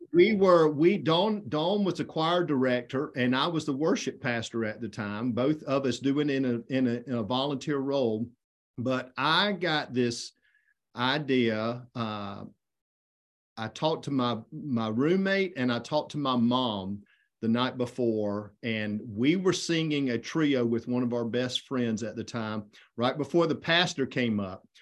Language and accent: English; Effingham County, Southeast Georgia, United States; I grew up in Effingham County, Southeast Georgia